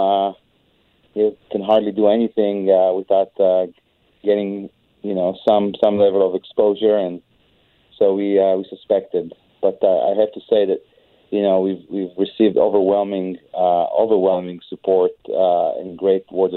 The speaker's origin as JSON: {"language": "English", "country": "Israel", "moved": "yes", "said": "I'm an immigrant, and I see what the kind of things that are happening in my home country of Israel."}